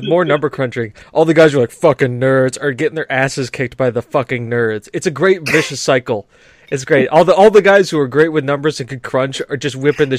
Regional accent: United States; I am an American

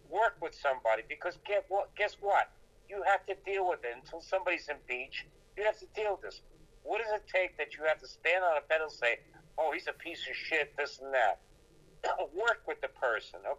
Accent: New York, United States; I grew up in New York

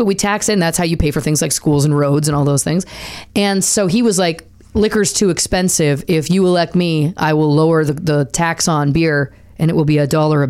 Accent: Canada; now in United States; I'm still a Canadian citizen, so I can't vote here.

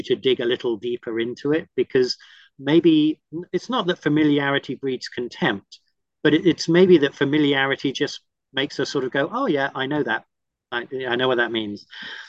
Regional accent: Cook Islands; moved away; And I had the great blessing and privilege of growing up in the Cook Islands in the South Pacific because my parents were missionaries.

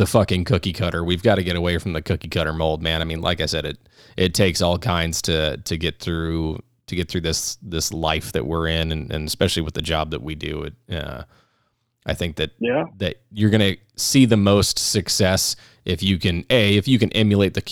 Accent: Phoenix, Arizona, United States; I grew up in North Phoenix

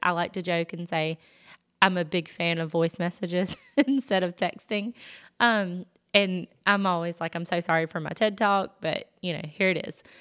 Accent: the South, United States; accent: Southern; I'm from the South, I'm sure you can tell by the accent

